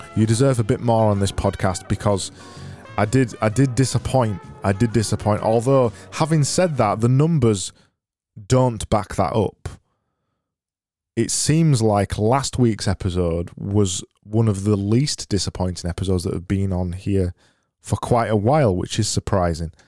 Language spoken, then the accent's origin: English; United Kingdom; I'm British